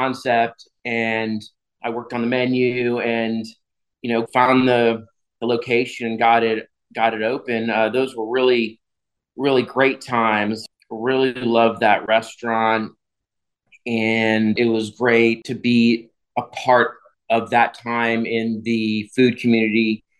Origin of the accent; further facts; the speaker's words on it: Houston, Texas, United States; moved away as an adult; also born or lived in New York City; I was so happy to be back in my hometown and work at a couple places here in Houston.